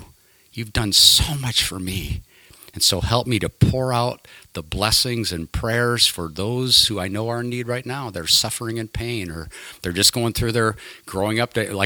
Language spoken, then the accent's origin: English; Illinois, United States; moved away as an adult; I grew up in Illinois